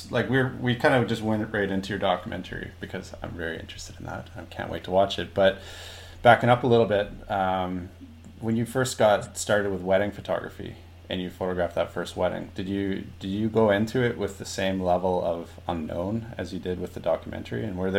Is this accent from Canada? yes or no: yes; Canada; when you were growing up in Canada, I grew up in a very small town, like a very small town, and we have a lot of rednecks there.